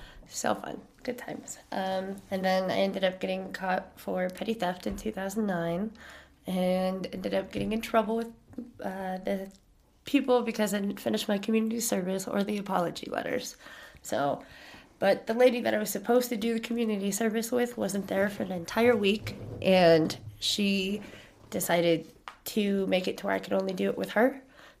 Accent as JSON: {"language": "English", "region": "Colorado", "country": "United States", "tie": "born or raised there", "said": "All over. I kind of grew up in the system, so once I hit my teen years, I kind of bebopped all around Colorado."}